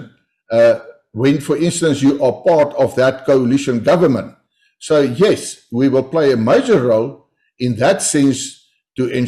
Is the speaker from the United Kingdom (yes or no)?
no; South Africa; first language Afrikaans; English is a second language; my language, Afrikaans, my mother tongue language